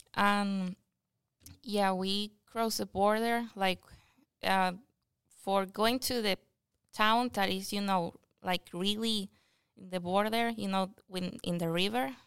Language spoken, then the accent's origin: English; Anaco, Anzoátegui, Venezuela; English is a second language; now in United States; I come from Venezuela, And I come from a small city that is called Anaco